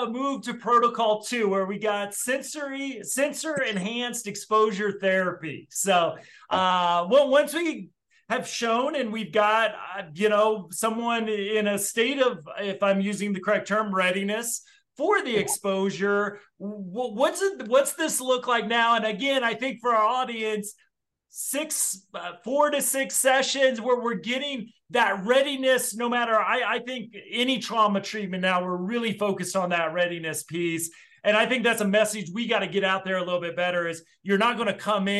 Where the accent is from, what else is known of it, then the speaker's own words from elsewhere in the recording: Midwest, United States; growing up in the Midwest